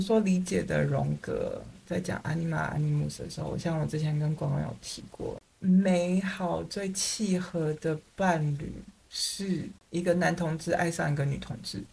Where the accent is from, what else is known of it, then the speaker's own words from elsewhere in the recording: Taiwan; 我们台湾人